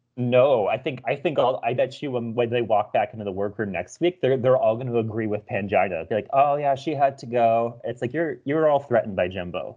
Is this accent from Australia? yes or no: no; Canada; as a Canadian